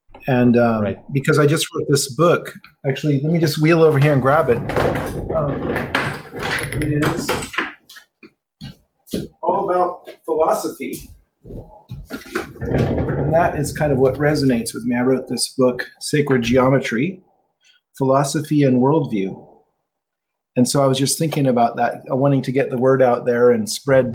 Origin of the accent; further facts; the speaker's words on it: California, United States; moved away as an adult; also born or lived in San Francisco; now in Cortes Island, Canada; I was born and raised in California. I lived in California for 33 years before emigrating to Canada